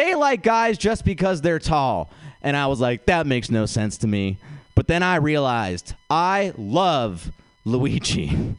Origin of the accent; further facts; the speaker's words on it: India; I'm Indian. I feel like I could just figure it out, you know?